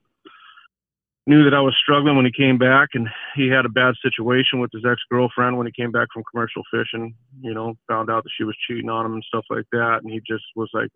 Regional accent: Alaska, United States; I grew up in Alaska.

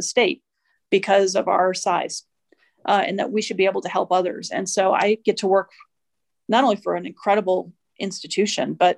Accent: Midwest, United States; moved away as an adult; also born or lived in Washington, D.C.; now in New Mexico, United States; I'm originally from the Midwest. I spent about 20 years in DC. I've now been in New Mexico a little over 10

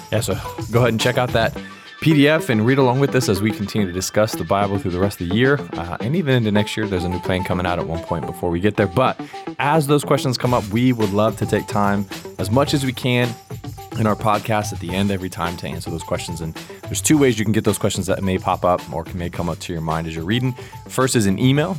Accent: United States; my status as a Christian is what, it matters more than my status as an American

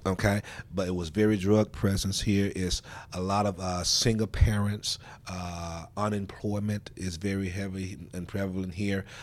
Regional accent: Memphis, Tennessee, United States; I am a product of the Fraser community. I grew up here in Fraser

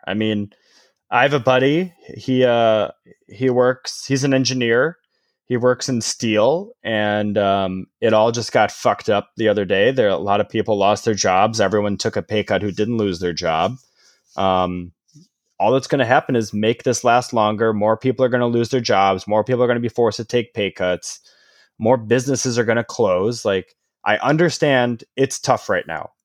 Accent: Illinois, United States; growing up in Illinois

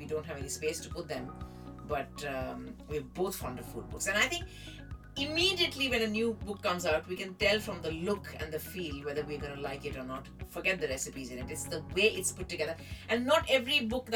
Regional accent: India; moved away; staying in India, growing up in India

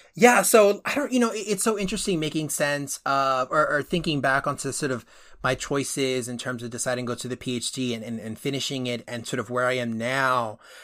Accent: Northeast, United States; also born or lived in Dominican Republic; I was born on the i, or on the, that half of the island and, uh, immigrated when I was a baby and grew up in, in the Northeast

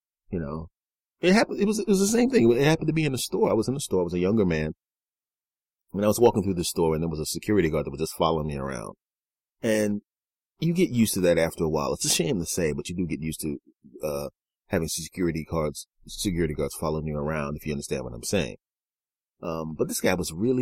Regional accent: Philadelphia, Pennsylvania, United States; I grew up in Philadelphia.

